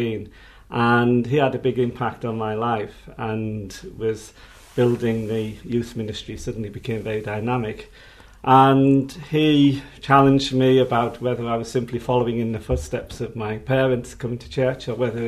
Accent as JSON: {"language": "English", "town": "Hartlepool", "region": "North East England", "country": "United Kingdom", "tie": "born or raised there", "moved": "yes", "lives_now": "London, United Kingdom", "said": "I grew up in the Baptist church in a council house estate in Hartlepool"}